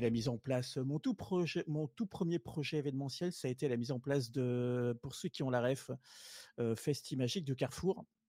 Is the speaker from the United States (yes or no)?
no; southern France, France; moved away as an adult; je suis originaire du sud à la base. je suis monté après mon adolescence dans le nord.